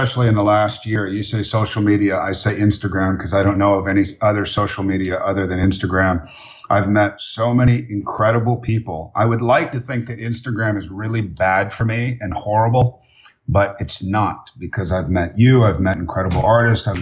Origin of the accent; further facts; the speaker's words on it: Santa Monica, California, United States; I was born in Santa Monica, California, so I'm an original Dogtown boy.